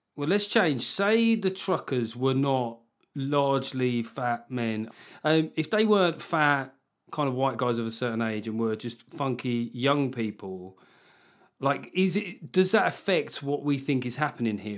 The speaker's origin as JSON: {"language": "English", "country": "United Kingdom", "said": "being British"}